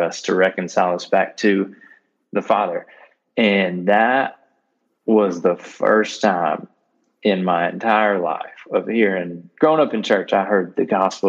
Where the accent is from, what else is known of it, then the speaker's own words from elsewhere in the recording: North Little Rock, Arkansas, United States; I grew up in the North Little Rock area in Arkansas